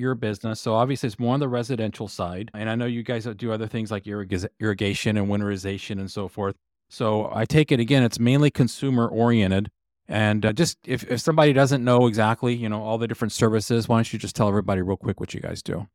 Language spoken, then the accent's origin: English; Texas, United States; I grew up in Texas